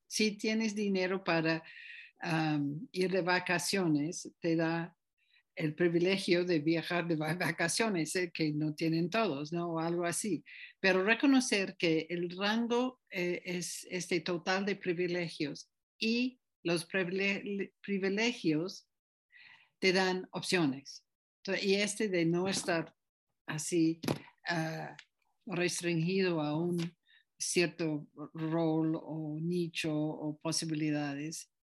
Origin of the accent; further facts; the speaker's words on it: United States; now in Tepoztlán, Mexico; yo nací en Estados Unidos